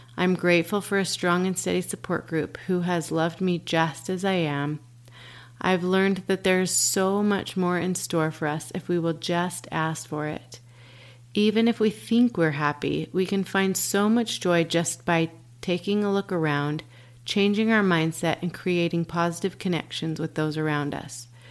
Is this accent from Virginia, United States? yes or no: no; Dallas, Texas, United States; Born and raised in Dallas, Texas.